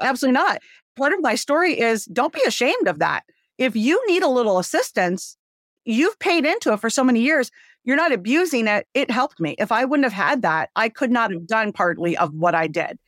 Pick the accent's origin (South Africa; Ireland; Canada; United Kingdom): Canada; Windsor, Ontario; moved away as an adult; also born or lived in Michigan; now in United States; I'm Canadian. I, uh, was born in Canada, Windsor, Ontario, and, uh, I came over to the States once I married my first husband.